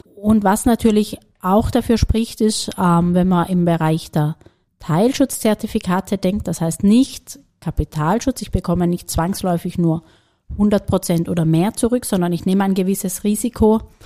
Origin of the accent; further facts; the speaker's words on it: Germany; moved away as an adult; also born or lived in Paris, France / Berlin, Germany; now in Vienna, Austria; ich als gebürtige Deutsche